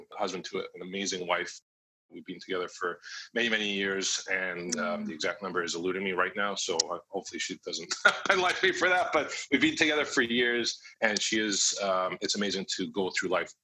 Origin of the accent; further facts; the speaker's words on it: Canada; now in Vancouver, Canada; I'm based in Vancouver, Canada